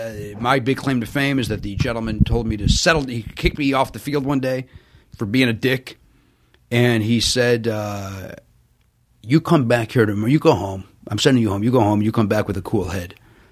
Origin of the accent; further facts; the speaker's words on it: Chicago, Illinois, United States; That's what I grew up in the South Side of Chicago.